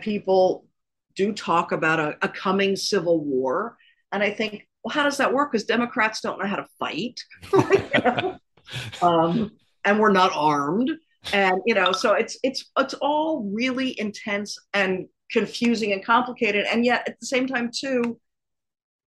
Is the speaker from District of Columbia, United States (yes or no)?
yes; Washington, District of Columbia, United States; I grew up in Washington, D.C., and I was at school there